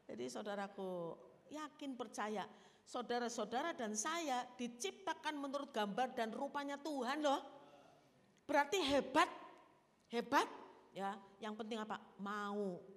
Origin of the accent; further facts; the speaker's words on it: Java, Indonesia; Ini eh, saya orang Jawa soalnya kan.